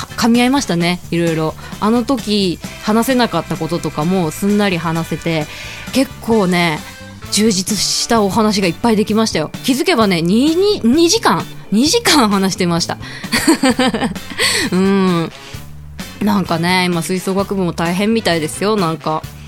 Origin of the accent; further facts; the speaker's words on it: Fukuoka, Japan; 私の出身校が、えー、九州